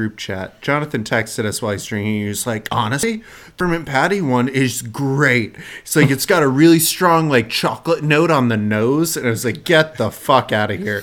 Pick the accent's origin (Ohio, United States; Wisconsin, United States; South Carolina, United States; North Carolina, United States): North Carolina, United States; me being from North Carolina